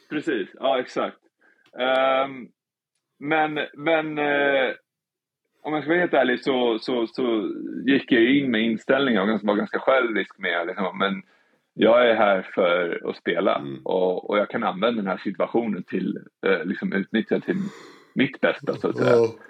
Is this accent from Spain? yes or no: yes; Spain; Swedish is a second language; Jag kommer ju från Spanien där, liksom där man, sa alltså 110 fokuserad hela tiden.